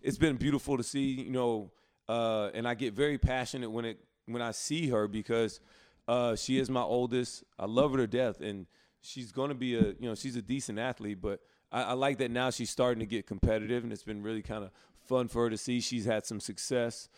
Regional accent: Alabama, United States; now in Charlotte, United States; my hometown

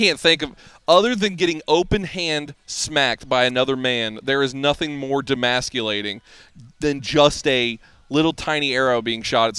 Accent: Middle Tennessee, United States; I grew up here in Middle Tennessee. Yeah. I grew up a Titans fan.

